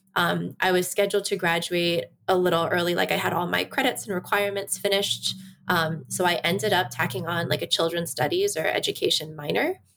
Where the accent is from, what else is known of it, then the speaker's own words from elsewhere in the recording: Washington, District of Columbia, United States; also born or lived in South Korea / Iksan, South Korea; I grew up here in D C.